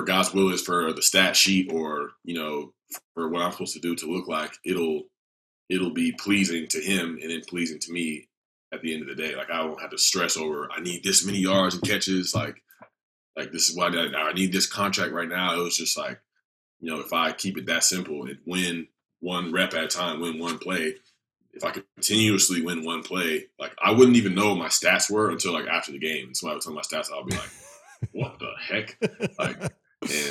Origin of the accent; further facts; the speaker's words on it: Atlanta, Georgia, United States; Atlanta, which was my hometown.